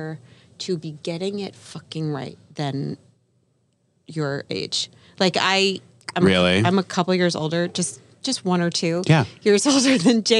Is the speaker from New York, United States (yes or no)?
yes; New York City, New York, United States; I'm born and bred in New York City